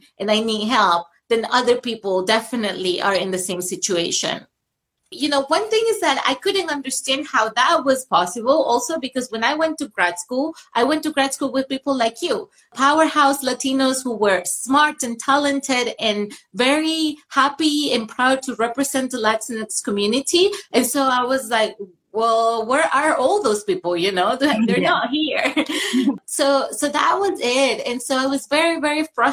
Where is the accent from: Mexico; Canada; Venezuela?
Venezuela; moved away; I grew up in Venezuela where I was represented